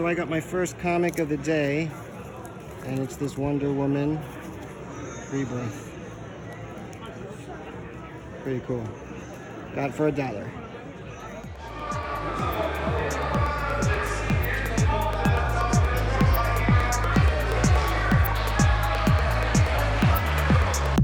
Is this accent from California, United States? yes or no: no; Springfield, Illinois, United States; right here in my hometown, down the street from where I live